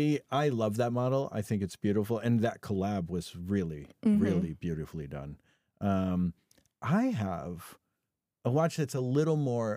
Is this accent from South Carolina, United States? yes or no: no; California, United States; Well, I am from California.